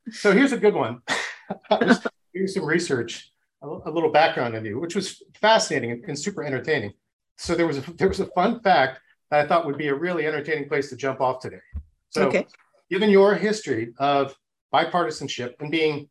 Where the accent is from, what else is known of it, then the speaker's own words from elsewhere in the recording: Nimrod, Minnesota, United States; I'm actually from Nimrod, Minnesota